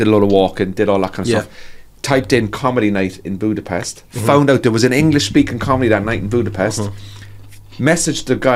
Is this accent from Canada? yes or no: no; Cork, Munster, Ireland; now in Northern Ireland, United Kingdom; I'm just from Cork